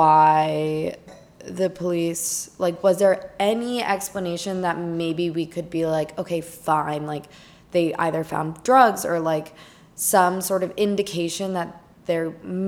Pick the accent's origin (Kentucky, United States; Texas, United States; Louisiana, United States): Texas, United States; I'm from Texas.